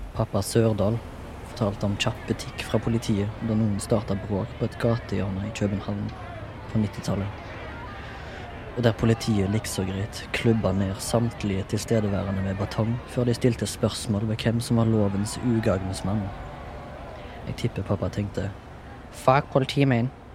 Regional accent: Haugesund, Rogaland, Norway; jeg kommer fra Haugesund

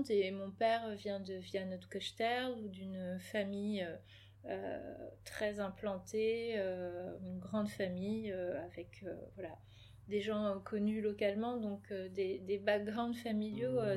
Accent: Clichy, Île-de-France, France; born there; je suis née à Clichy, là où habitaient mes parents, donc euh, dans, dans, une chambre d'hôtel.

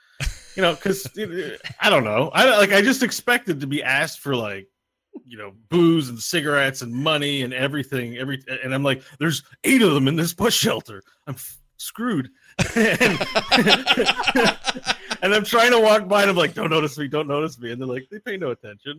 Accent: Canada; I'm from Canada.

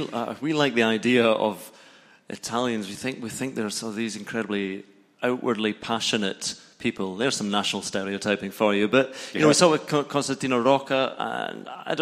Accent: Scotland, United Kingdom; I'm Scottish, I can't really comment on that.

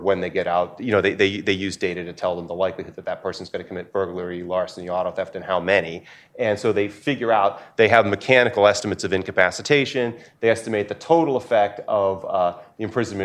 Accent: New Hampshire, United States; my home state

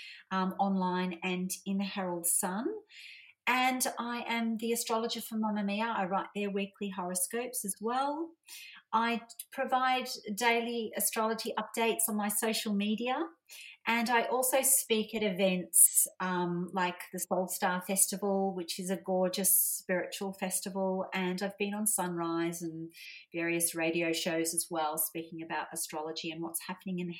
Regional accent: Melbourne, Victoria, Australia; born or raised there

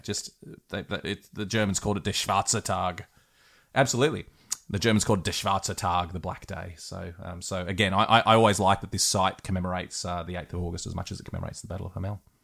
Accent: Australia; I'm an Aussie

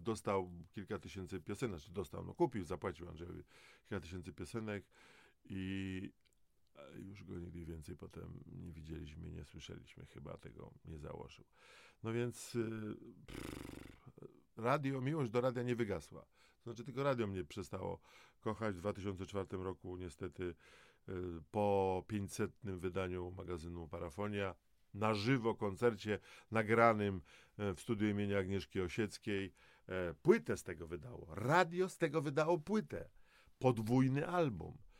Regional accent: Dąbrowa Górnicza, Silesian Voivodeship, Poland; Ja jako Gorol z Dąbrowy Górniczej

